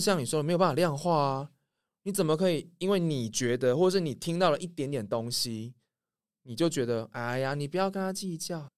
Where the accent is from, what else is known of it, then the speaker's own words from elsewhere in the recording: Taiwan; 我们台湾人